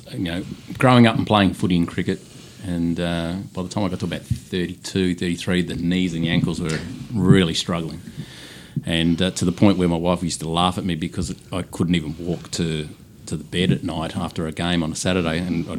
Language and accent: English; Scotland, United Kingdom; now in Melbourne, Australia; I'm a Scot man.